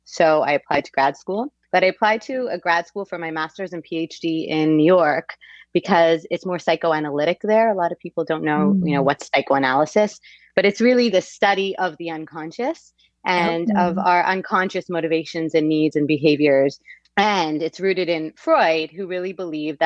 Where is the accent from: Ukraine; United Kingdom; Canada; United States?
Canada; Quebec; I'm from Quebec, and in Quebec, you have a two-year post-high school pre-university.